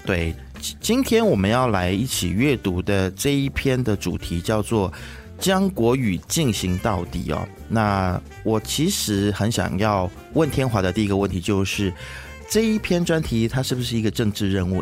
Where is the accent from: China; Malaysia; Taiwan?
Malaysia; 我过去其实在学校念书的时候，因为我是念国民型中学